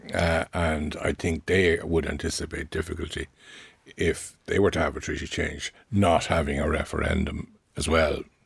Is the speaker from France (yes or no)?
no; Ireland; we are an English-speaking country operating a common law legal system